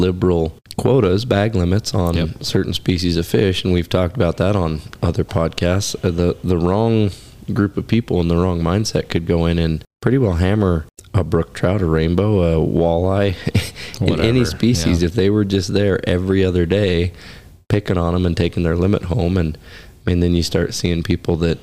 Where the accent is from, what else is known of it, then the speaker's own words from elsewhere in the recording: Oregon, United States; also born or lived in Alaska; now in Wyoming, United States; growing up in Oregon